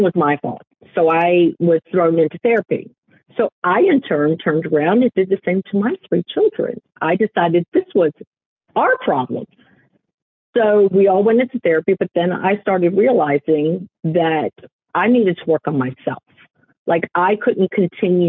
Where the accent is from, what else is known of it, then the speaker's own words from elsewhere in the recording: Richmond, Virginia, United States; also born or lived in Toms River, New Jersey / northern New Jersey / Florida; I have been a Richmond, Virginia native for most of my life